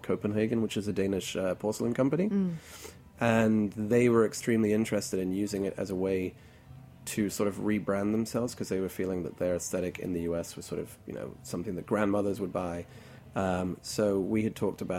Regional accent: Hong Kong; now in New York, United States; I grew up in Hong Kong, so certain elements of Chinese food are very, very, very dear to my heart.

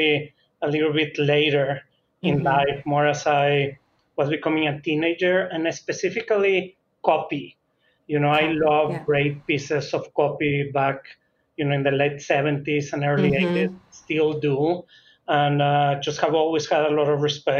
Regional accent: Monterrey, Nuevo León, Mexico; moved away; I grew up in Monterrey, Mexico

